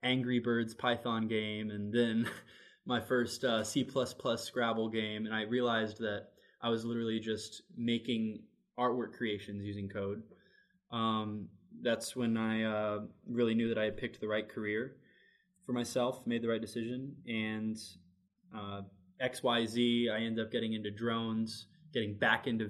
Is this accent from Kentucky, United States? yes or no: yes; Louisville, Kentucky, United States; also born or lived in Elizabethtown, Kentucky / Lexington, Kentucky; I'm from Louisville, Kentucky. I moved to Lexington for UK, but grew up my whole life between Louisville and my grandparents' farm in E-Town